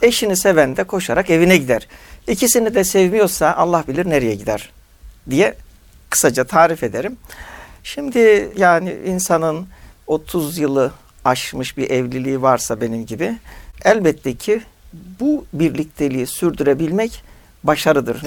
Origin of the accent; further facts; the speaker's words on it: Turkey; Türkiye'de doğmuşuz.